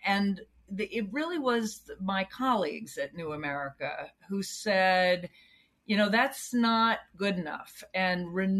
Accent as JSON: {"language": "English", "region": "the South", "country": "United States", "tie": "born or raised there", "said": "Again, I grew up in the South."}